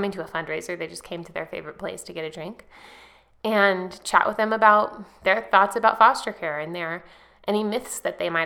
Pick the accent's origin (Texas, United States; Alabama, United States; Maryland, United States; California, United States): California, United States; Lake County; moved away; I grew up in Lake County, which is actually the poorest county in California